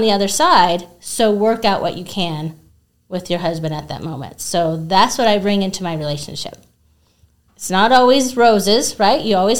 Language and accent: English; Albuquerque, New Mexico, United States; I was born here in Albuquerque. Really? Okay. Born and raised. And I hate to say it, I do not know any Spanish.